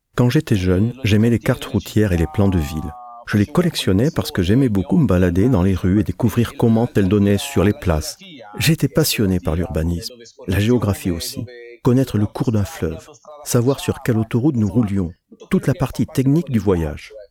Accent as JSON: {"language": "French", "town": "Forte dei Marmi", "region": "Tuscany", "country": "Italy", "tie": "born or raised there", "said": "Je suis né et j'ai grandi en Toscane, à Forte dei Marmi"}